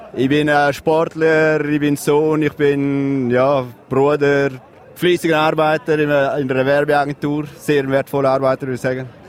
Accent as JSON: {"language": "German", "region": "Graubünden", "country": "Switzerland", "also_born_or_lived": "Zürich", "moved": "yes", "said": "als Bündner"}